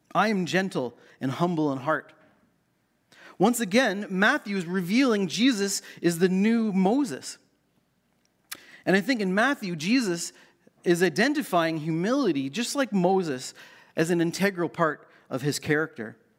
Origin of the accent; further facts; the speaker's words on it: Canada; as a Canadian teen growing up in the late eighties